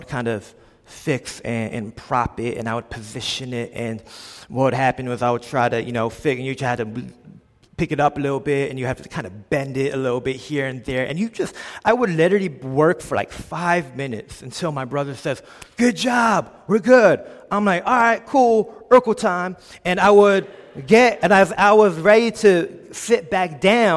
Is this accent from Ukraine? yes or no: no; Philadelphia, Pennsylvania, United States; I grew up in a small little subsection of Philadelphia in Olney, PA. This is where I was born and raised.